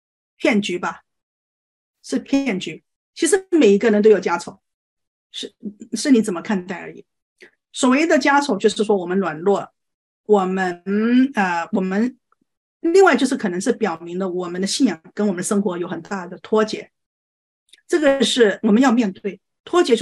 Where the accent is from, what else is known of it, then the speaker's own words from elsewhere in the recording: China; 我们呃，作为中国人，我觉得最大的问题就是说对情感没有认知